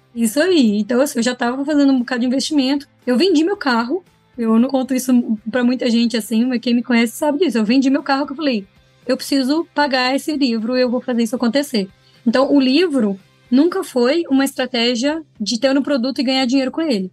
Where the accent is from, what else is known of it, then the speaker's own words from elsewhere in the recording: Minas Gerais, Brazil; eu sou mineira